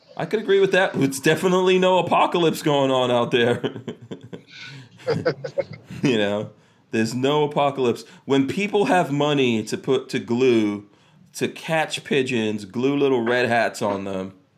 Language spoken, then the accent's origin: English; New York City, New York, United States; also born or lived in New Jersey; now in Florida, United States; I grew up in uh, in in Far Rockaway, New York, and I got out of there, went to New Jersey, actually worse. You know, and then came to Florida